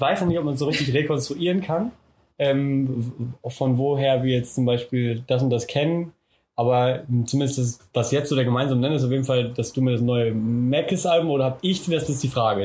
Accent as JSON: {"language": "German", "town": "Schieder-Schwalenberg", "region": "North Rhine-Westphalia", "country": "Germany", "tie": "born or raised there", "said": "auch aus Westfalen ist so Schieder heißt"}